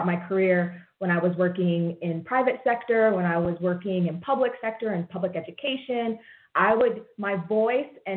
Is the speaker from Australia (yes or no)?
no; Rochester, New York, United States; I was born and raised in Rochester, New York